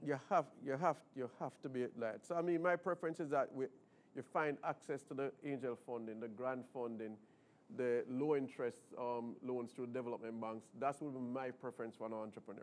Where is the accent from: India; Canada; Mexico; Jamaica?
Jamaica; being Jamaican